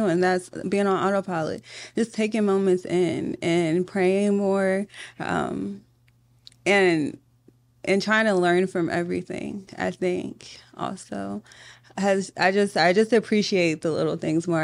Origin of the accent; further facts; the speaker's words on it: Richmond, Virginia, United States; I'm from Southside